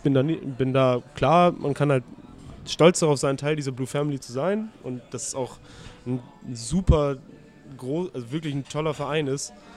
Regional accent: Delmhorst, Lower Saxony, Germany; now in Hamburg, Germany; ich bin in Norddeutschland aufgewachsen und geboren, also ich komme zwar aus Delmhorst, das ist in der Nähe von Bremen.

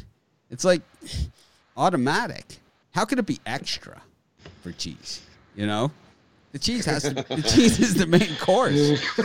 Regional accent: Florida, United States; I'm from Florida, which is more geographically south than the deep south.

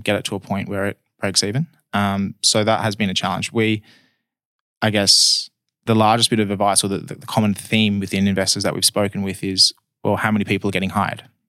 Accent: Perth, Western Australia, Australia; I was born in Perth, been in Perth my whole life.

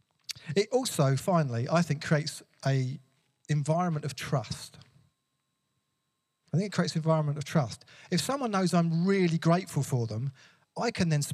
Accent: England, United Kingdom; I love being English, British, European

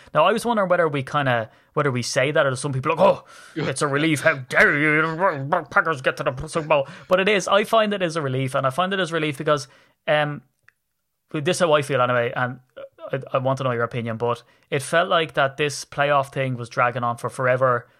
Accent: Ireland; I'm from Ireland. I come over on the plane from Dublin

